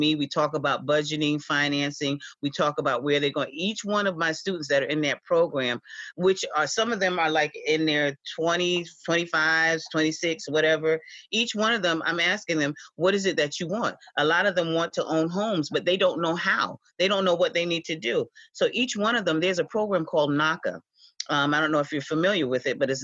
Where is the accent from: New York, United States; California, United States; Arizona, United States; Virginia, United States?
New York, United States; the Hamptons; I was born and raised out here in the Hamptons